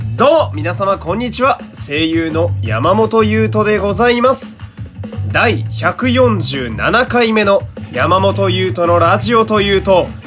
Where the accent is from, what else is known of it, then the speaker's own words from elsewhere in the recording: Fukui, Japan; 僕は地元福井県